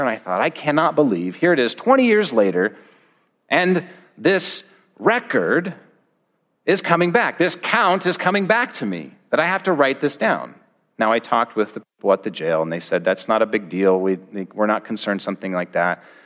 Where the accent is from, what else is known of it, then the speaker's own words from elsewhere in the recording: Oregon, United States; I grew up in Oregon